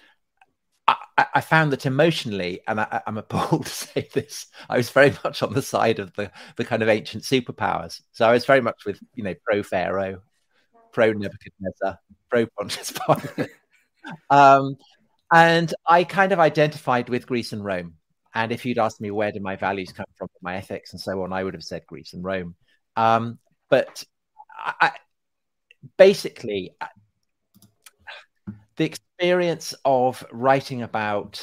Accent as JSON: {"language": "English", "country": "United Kingdom", "also_born_or_lived": "London", "said": "as people can probably tell, I am British. So I'm sitting here in London"}